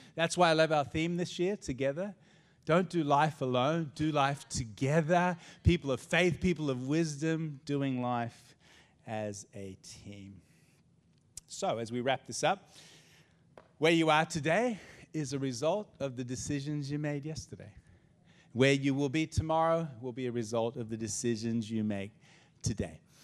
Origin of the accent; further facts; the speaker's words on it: Australia; also born or lived in United States; I'm Aussie, and this is my home, and this is my country